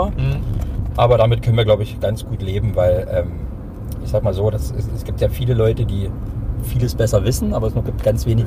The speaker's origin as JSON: {"language": "German", "town": "Hoyerswerda", "region": "Saxony", "country": "Germany", "lives_now": "Dresden, Germany", "said": "Ich bin ja 99 aus Feuerswerda nach Dresden gezogen"}